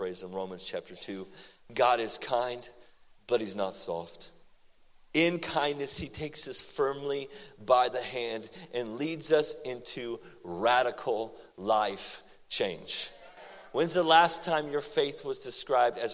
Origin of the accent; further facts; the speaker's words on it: Oklahoma, United States; also born or lived in Seattle, Washington; now in Texas, United States; I moved from Seattle back to Oklahoma